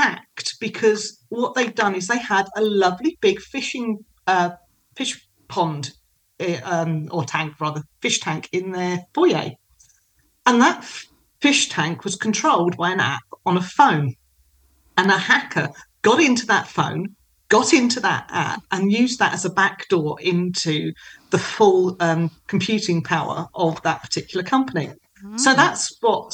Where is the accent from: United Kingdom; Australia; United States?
United Kingdom; Kent, South East England; I grew up in Kent and so I know London.